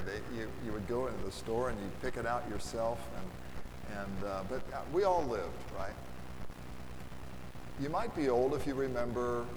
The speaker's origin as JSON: {"language": "English", "town": "Lafayette", "country": "United States", "said": "I'm from Lafayette, and my phone number was HA, that's the Hamilton Exchange"}